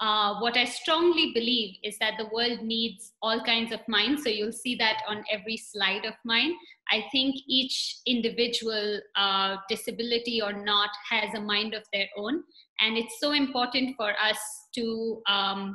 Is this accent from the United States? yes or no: no; India; moved away as an adult; now in Nairobi, Kenya; I am from India and recently moved to Nairobi.